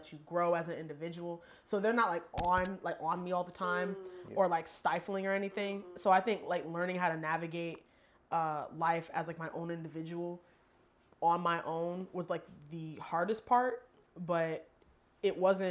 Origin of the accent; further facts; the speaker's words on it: Clayton, North Carolina, United States; I'm from Clayton, North Carolina